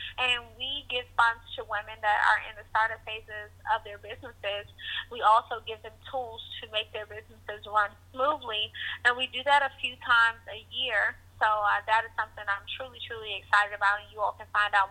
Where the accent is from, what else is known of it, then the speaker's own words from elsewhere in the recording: Washington, District of Columbia, United States; I grew up in Washington, D.C.